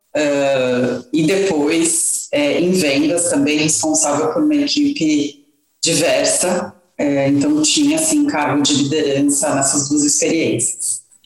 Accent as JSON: {"language": "Portuguese", "country": "Brazil", "moved": "as an adult", "said": "nós, como brasileiros"}